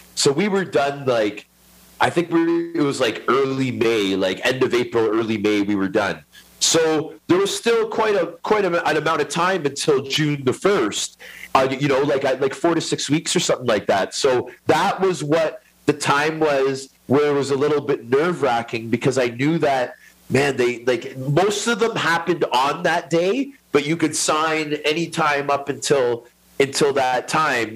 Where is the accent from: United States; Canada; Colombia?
Canada; Toronto, Ontario; I grew up in Scarborough, which is a suburb of Toronto. It's in the East End.